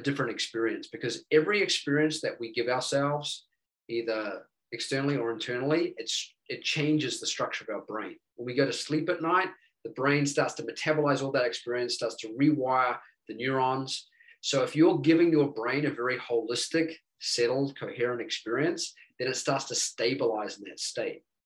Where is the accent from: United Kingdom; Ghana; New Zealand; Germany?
New Zealand; now in United States; I'm originally from New Zealand